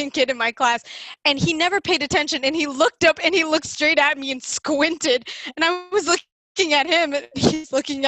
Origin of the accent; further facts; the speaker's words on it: Toronto, Ontario, Canada; first language English; I'm from Toronto. They're like, no, where are you from? I'm like, okay, well, I'm from Scarborough